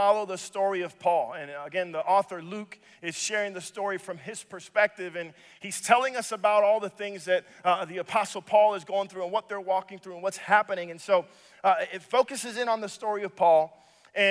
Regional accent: Dominican Republic; now in Minnesota, United States; I am from the Dominican Republic. So Minnesota is actually home away from home for me.

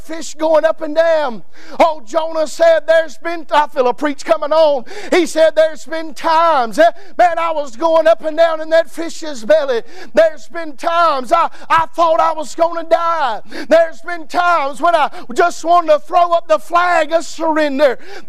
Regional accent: United States; I was born in the United States of America to a mom and dad who loved God.

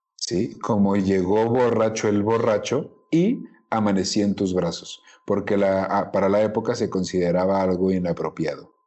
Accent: Mexico; soy mexicano

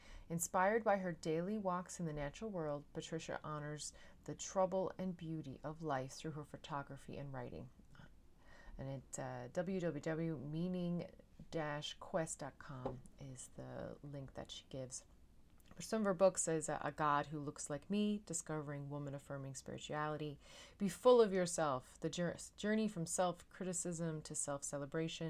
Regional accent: Newfoundland and Labrador, Canada; now in Netherlands; I am a Newfoundlander and Canadian

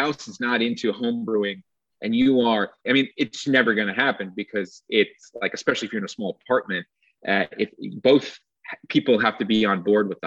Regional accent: New Jersey, United States; now in Goldendale, United States; I'm from New Jersey

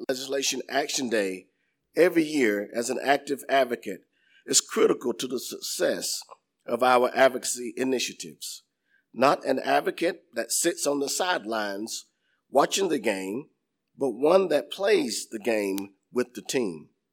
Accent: Inman, South Carolina, United States; I was born and raised in Inman

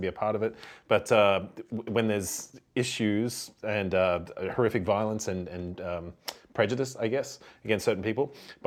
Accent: Brisbane, Queensland, Australia; moved away; So Brisbane was my hometown that I came from

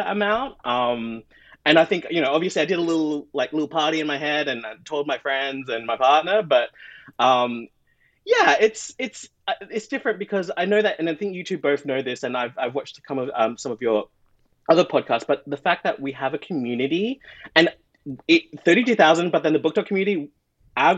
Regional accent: Australia; moved away as an adult; now in Toronto, Canada; I'm from Australia

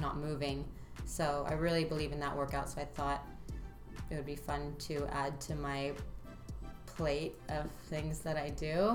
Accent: Santa Monica, California, United States; I was born in Santa Monica, and I um, lived there, you know, until I graduated high school for the most part.

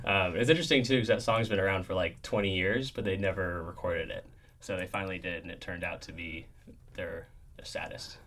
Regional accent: outside Seattle, Washington, United States; I grew up in outside Seattle, Washington

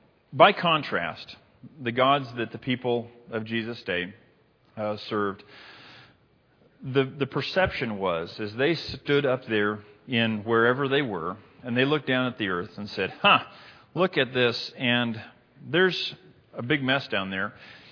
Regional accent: Libya; I said, fellas, no, I'm from Libya. I can't rock mint green.

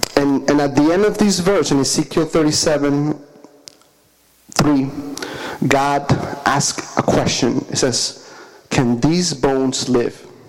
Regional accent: Caracas, Capital District, Venezuela; moved away; I'm from Caracas, Venezuela, that's in South America

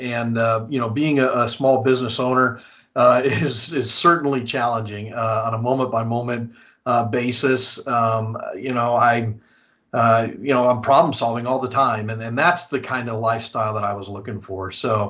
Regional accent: San Antonio, Texas, United States; I'm originally actually from San Antonio, Texas, and a brat myself. So moved around a lot, but did most of my growing up really here in San Antonio.

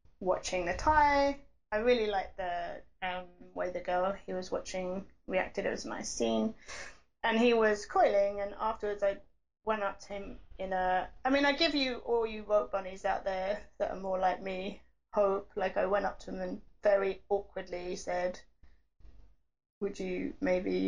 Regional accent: England, United Kingdom; I'm English

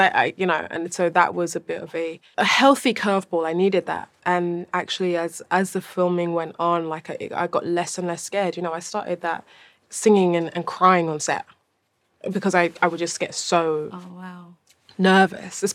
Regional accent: London, United Kingdom; I'm from London. I think it's very, like, I think I have a very London perspective on the world

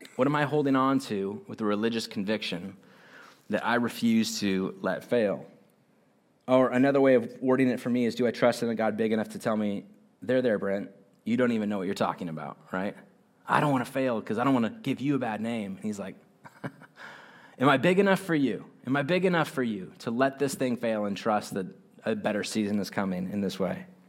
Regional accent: United States; I'm an American

